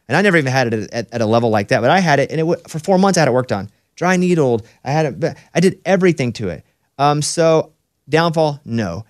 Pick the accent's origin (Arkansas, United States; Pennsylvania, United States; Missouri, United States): Arkansas, United States; Mountain Pine; moved away; I'm from Mountain Pine, Arkansas, population seven hundred